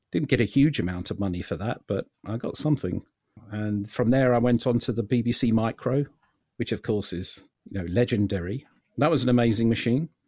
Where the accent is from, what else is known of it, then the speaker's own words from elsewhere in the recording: London, United Kingdom; I was born in London